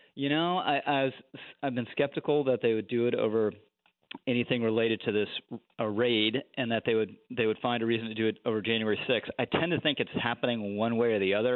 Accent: Washington, District of Columbia, United States; also born or lived in Manhattan, New York; now in New York, United States; I grew up in Washington D.C.

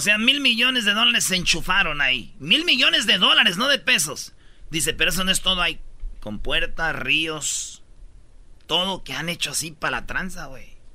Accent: Jiquilpan, Michoacán, Mexico; moved away; mi pueblo, Jiquilpan, Michoacán.

